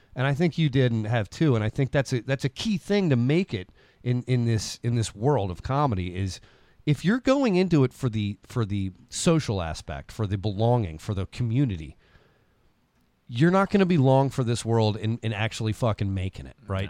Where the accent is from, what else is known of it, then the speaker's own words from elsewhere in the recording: Parkville, United States; I'm from Parkville